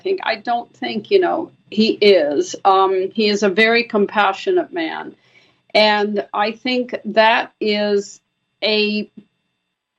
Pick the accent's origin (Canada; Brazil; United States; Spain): Brazil; growing up in Brazil, having been born in Brazil